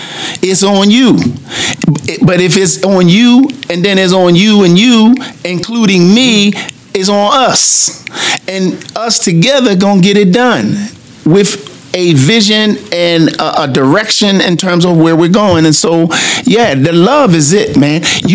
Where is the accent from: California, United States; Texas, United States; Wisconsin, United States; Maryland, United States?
Maryland, United States; Baltimore; One of the things that we have in growing up in Baltimore is that big brother, that feeling that we get by having that big brother.